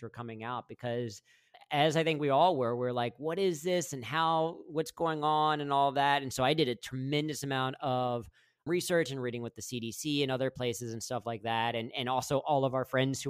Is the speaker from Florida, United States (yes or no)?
no; Mason, Ohio, United States; moved away as an adult; now in Panama; I grew up in Mason